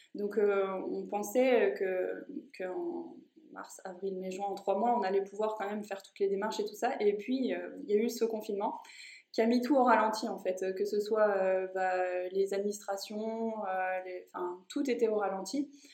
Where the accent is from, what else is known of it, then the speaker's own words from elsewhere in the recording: Haute-Savoie, Auvergne-Rhône-Alpes, France; moved away; je viens de Haute-Savoie